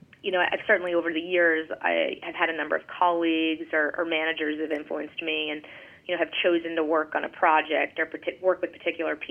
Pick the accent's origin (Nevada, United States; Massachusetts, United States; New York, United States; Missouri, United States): Massachusetts, United States; Gloucester; moved away; I grew up in Gloucester, Massachusetts, which is a small, you know, town on the ocean just about 30 miles north of Boston, a small fishing town.